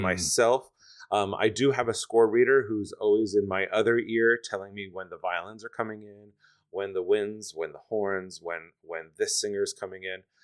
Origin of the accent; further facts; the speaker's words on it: Stroudsburg, Pennsylvania, United States; also born or lived in New York City; now in Detroit, United States; I'm from a small town in the Poconos, Stroudsburg, Pennsylvania